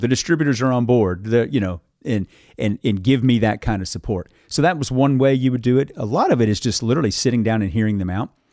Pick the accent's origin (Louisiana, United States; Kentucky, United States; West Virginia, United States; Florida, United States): Kentucky, United States; Carter County, eastern; now in Bardstown, United States; grew up in eastern Kentucky.